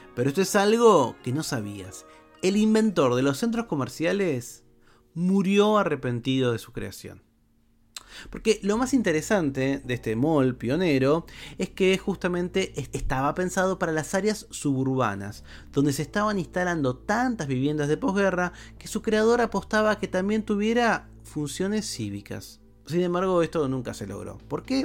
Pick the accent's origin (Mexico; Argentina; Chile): Argentina; Buenos Aires metropolitan area; Para los que somos eh, de Argentina, o por lo menos de la región metropolitana